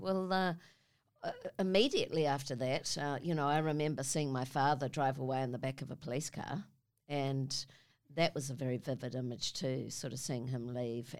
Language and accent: English; Auckland, New Zealand; I come from New Zealand, from Auckland, a little suburb called Avondale, which is some Westie chick